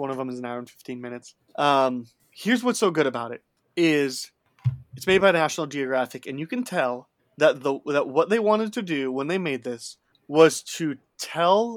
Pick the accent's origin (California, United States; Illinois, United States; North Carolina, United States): Illinois, United States; near Chicago; I grew up near Chicago